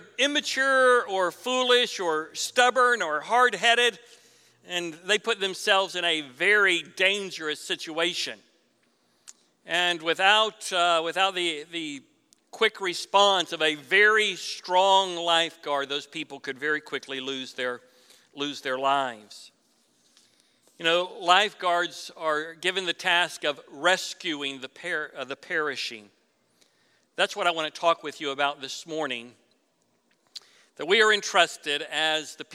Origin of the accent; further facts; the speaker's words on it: Florida, United States; I was raised in Florida